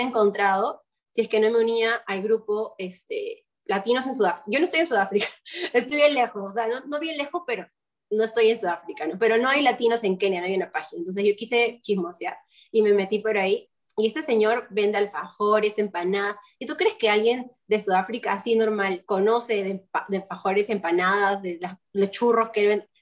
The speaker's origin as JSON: {"language": "Spanish", "country": "Peru", "also_born_or_lived": "Lima, Peru", "moved": "as an adult", "lives_now": "Kenya", "said": "vengo de Perú"}